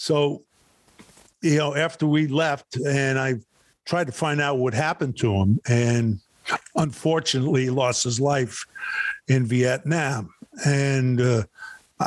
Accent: New York City, New York, United States; I was born in Brooklyn, New York

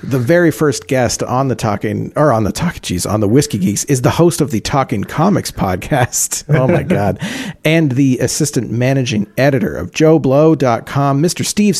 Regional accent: London, Ontario, Canada; I live in London.

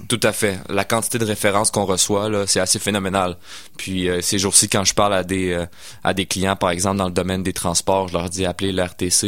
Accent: Sainte-Foy / South Shore, Quebec, Canada; also born or lived in Sainte-Foy; je suis né à Sainte-Foy, puis euh, born and raised euh, pour, la suite. en fait, j'ai été élevé sur la rive sud

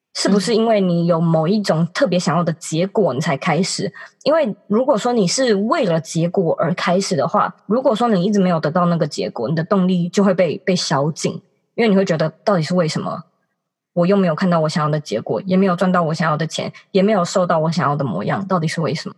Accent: Taipei, Taiwan; 其实我一直都是住家里，就是我从小到大都是在台北长大，然后因为学校刚好也都超近的，所以我都一直没有机会搬出去自己住

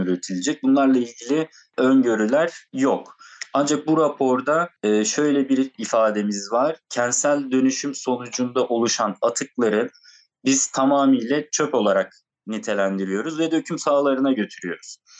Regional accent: Antalya, Turkey; Antalyalı olarak o bölgede e, bizim de ilçe ve köylerimizde çok fazla taş ocakları var

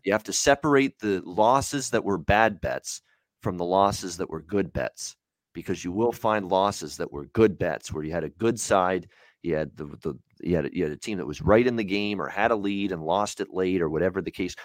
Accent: Hamilton, Ontario, Canada; Tim Hortons Field, my hometown. I'm so proud to say that. Hamilton, Ontario

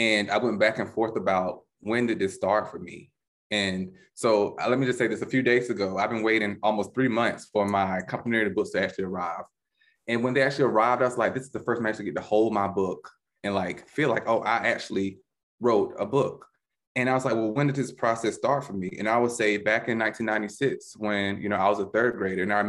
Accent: the South, United States; a young black male growing up in the South

